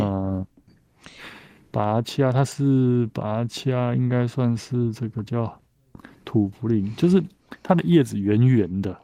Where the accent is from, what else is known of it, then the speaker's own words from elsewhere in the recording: Taiwan; 我们台湾人都看得到哦。